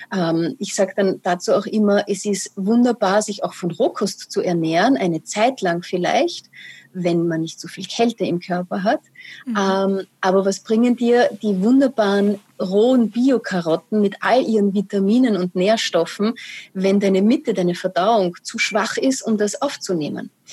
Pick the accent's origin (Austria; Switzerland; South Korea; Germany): Austria; also born or lived in Vienna; bei uns in Österreich